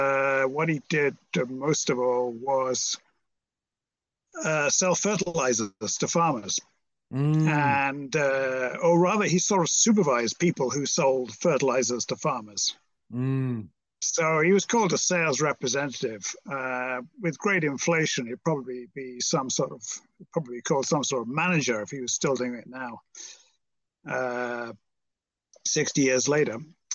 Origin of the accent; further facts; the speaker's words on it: Merseyside, North West England, United Kingdom; But I was brought up on Merseyside, which you may have heard of, opposite Liverpool, which you've probably heard of.